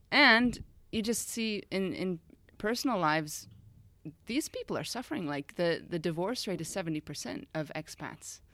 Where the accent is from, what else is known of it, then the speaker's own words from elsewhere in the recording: United States; moved away as an adult; also born or lived in Austria; now in Switzerland; I'm originally from the States, grew up there, and moved over to Europe just after university